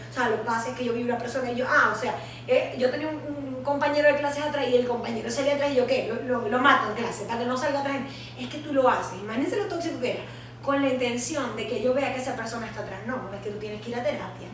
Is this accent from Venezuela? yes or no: yes; Venezuela; nosotras como latinoamericanas y venezolanas